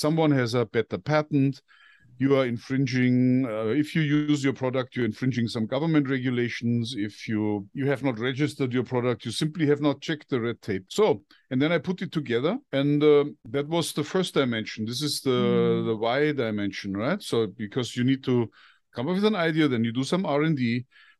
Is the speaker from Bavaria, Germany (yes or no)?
yes; Bavaria, Germany; born there; I'm 58 years old. I was born in Bavaria, which is in the very south of Germany.